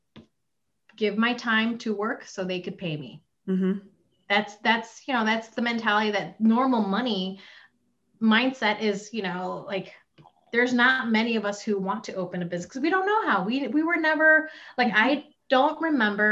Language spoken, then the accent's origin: English; Chicago, Illinois, United States; born or raised there; also born or lived in Philippines / Plainfield, Illinois